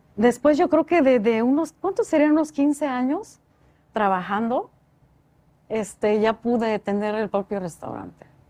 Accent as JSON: {"language": "Spanish", "region": "Oaxaca", "country": "Mexico", "moved": "yes", "said": "soy de Oaxaca. Entonces siempre la discriminación por ser oaxaqueña."}